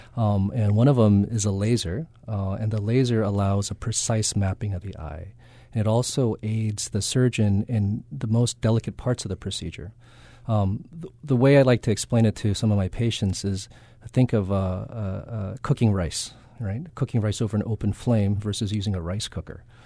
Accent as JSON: {"language": "English", "area": "Kaneohe", "region": "Hawaii", "country": "United States", "also_born_or_lived": "Berkeley, California / Loma Linda, California / Boston, Massachusetts", "said": "I'm from Kanioi"}